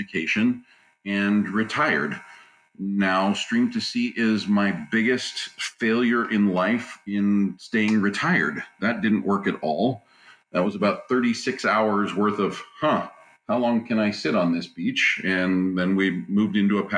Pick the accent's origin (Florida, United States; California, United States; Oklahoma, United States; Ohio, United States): California, United States; also born or lived in Hawaii; I was actually raised in Southern California and in Hawaii